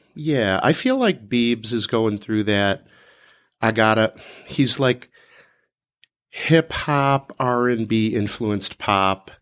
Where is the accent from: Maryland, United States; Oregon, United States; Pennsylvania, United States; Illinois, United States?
Illinois, United States; Chicago; also born or lived in Oak Park, Illinois; I grew up in Chicago